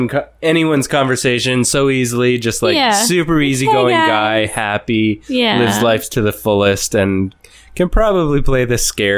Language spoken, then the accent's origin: English; Canada; We're America's hat.